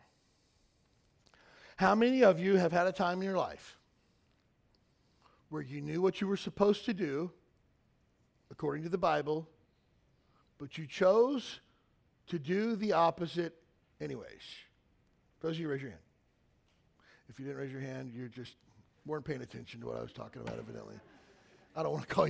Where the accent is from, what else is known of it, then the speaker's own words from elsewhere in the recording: Kentucky, United States; I grew up in Kentucky